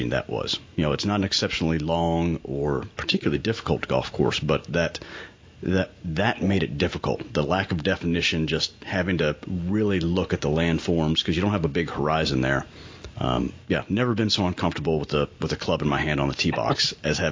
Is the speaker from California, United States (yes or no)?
no; Western Kentucky, United States; Growing up in Western Kentucky as a dedicated, lifelong St. Louis Cardinals fan